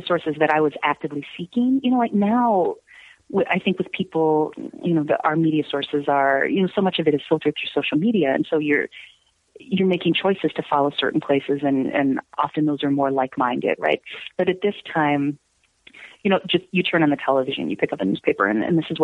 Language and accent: English; Chicago, Illinois, United States; also born or lived in Prague; I'm from Chicago, and you know, I teach and I do this